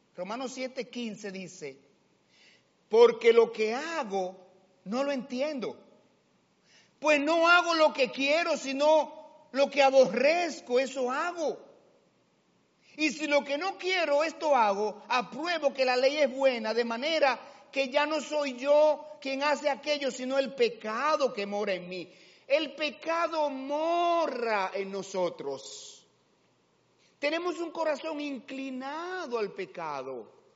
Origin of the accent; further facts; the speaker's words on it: Dominican Republic; Aunque la cédula diga dominicano, sí, soy dominicano, claro que sí, orgulloso de ser dominicano